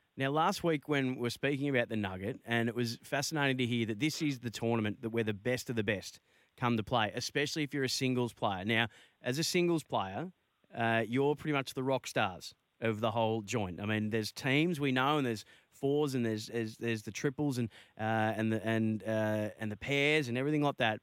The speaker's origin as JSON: {"language": "English", "town": "Bendigo", "region": "Victoria", "country": "Australia", "said": "I'm from Bendigo, which is very, very close to Maryborough."}